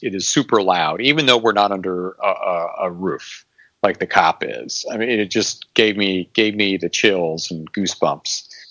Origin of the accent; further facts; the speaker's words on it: Valparaiso, Indiana, United States; also born or lived in Bloomington, Indiana; I grew up in, in Northwest Indiana. Uh, I'm probably mentioned before that I'm from Valparaiso